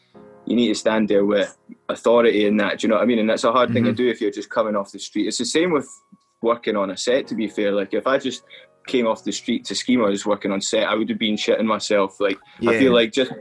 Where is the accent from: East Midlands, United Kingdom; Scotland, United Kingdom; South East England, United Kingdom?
Scotland, United Kingdom; moved away; I was the only Scottish guy in my class